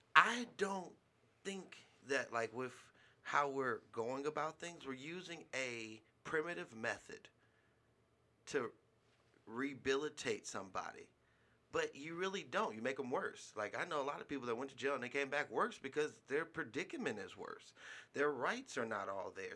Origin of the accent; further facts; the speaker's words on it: California, United States; now in Nevada, United States; being a Californian